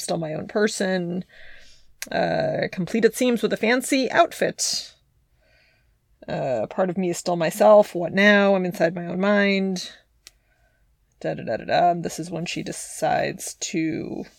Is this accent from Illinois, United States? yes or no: no; Encino, California, United States; I'm from Encino.